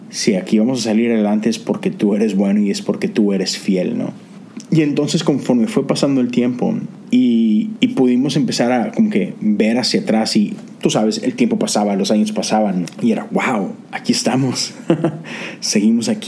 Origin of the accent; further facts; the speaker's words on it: Mexico; now in Houston, United States; nosotros nos mudamos de México para Houston hace cerca ya de 10 años y déjame decirte que no fue una transición sencilla para nada.